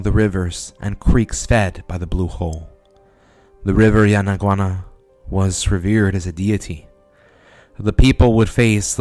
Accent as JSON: {"language": "English", "town": "San Antonio", "region": "Texas", "country": "United States", "said": "we're from San Antonio, Texas"}